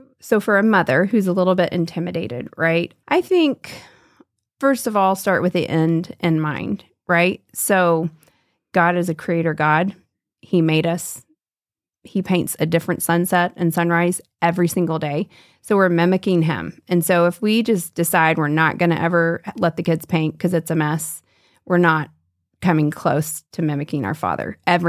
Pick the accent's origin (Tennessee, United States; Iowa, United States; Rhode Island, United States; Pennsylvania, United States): Tennessee, United States; Nashville; Well, I'm from Nashville, Tennessee, so you and I share some southern roots